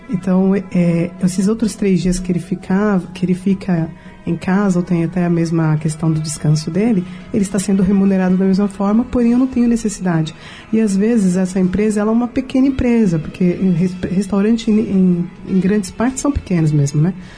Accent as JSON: {"language": "Portuguese", "region": "São Paulo", "country": "Brazil", "also_born_or_lived": "Rio de Janeiro", "said": "eu sou paulista"}